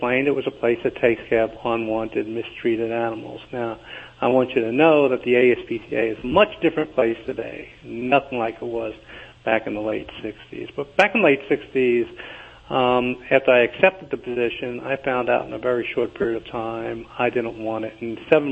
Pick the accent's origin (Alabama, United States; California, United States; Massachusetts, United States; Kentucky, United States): Kentucky, United States; moved away as an adult; also born or lived in New York; I'm originally from Kentucky